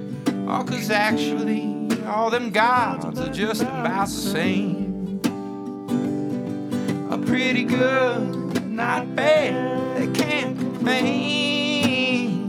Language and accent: English; Midwest, United States; also born or lived in Illinois / Michigan / Indiana; Yeah, I grew up in Illinois, Michigan, Indiana, Midwest, and yeah, I guess a lot of folk and traditional American stuff